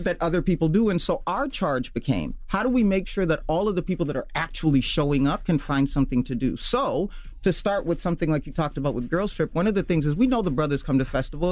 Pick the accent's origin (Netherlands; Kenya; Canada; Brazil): Kenya; Nairobi; also born or lived in Kisumu, Kenya / Minnesota, United States; now in United States; so I was born in Kisumu but I lived in Nairobi